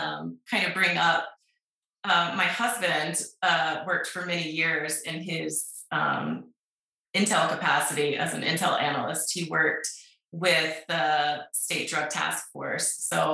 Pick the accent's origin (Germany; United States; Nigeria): United States; South Carolina; now in Salt Lake City, United States; So obviously you said I'm …, and I grew up in South Carolina. We're a military family. We moved to Salt Lake about 10 years ago, and Salt Lake's been great.